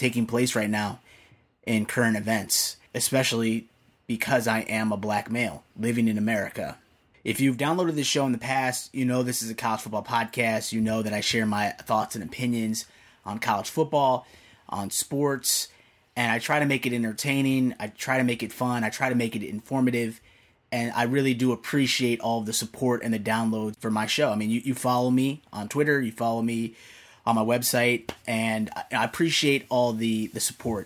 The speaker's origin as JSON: {"language": "English", "town": "Naperville", "region": "Illinois", "country": "United States", "tie": "born or raised there", "said": "I've grown up in a predominantly white suburb of Chicago."}